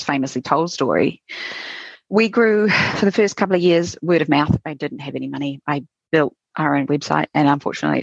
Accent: New Zealand; being a Kiwi entrepreneur

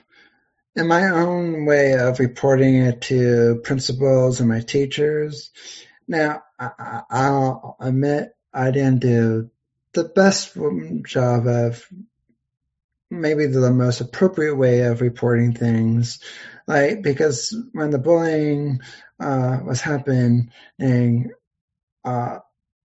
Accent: Pennsylvania, United States; I'm from Pennsylvania. I still live in Pennsylvania

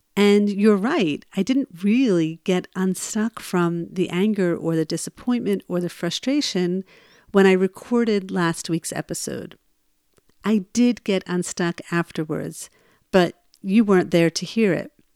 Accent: New Jersey, United States; I'm originally from New Jersey

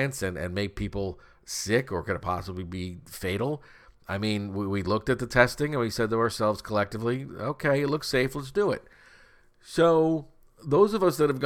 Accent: United States; we as the American taxpayers

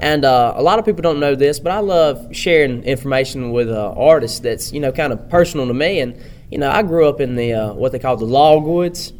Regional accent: Pickens County, Alabama, United States; I'm from Pickens County, Alabama

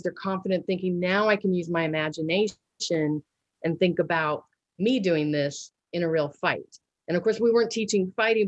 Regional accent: Missouri, United States; we had a local studio for Taekwondo in my hometown here in Missouri

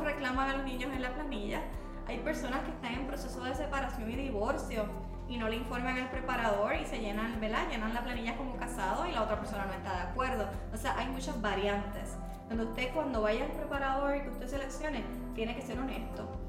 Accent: Bayamón, Puerto Rico; yo me crié en el campo de Bayamón, pero bien arriba.

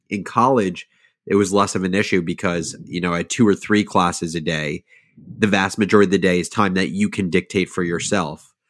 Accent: suburbs of New Jersey, United States; I grew up in, um, in the suburbs of New Jersey, like forty-five minutes outside of New York City

